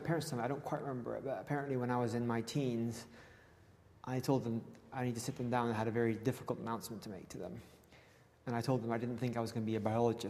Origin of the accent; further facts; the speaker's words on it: Gabon; now in Oxford, United Kingdom; So, I grew up in Gabon, Central Africa, where my parents still live.